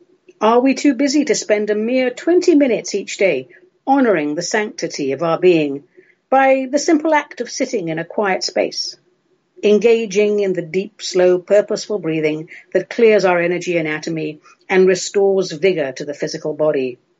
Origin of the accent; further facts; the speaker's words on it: England, United Kingdom; The marmalade you and I grew up with back in England, that's made from the rind of Seville oranges.